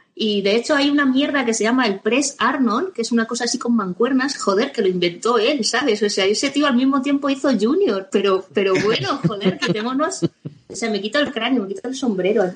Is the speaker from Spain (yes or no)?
yes; Spain; nosotros somos españoles